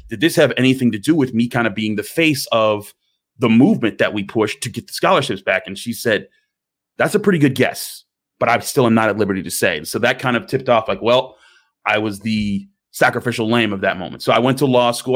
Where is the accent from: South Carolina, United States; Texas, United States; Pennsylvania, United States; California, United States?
Pennsylvania, United States; Pittsburgh; I did grow up in Pittsburgh. I grew up in the Point Breeze Homewood area, uh, the east end of the city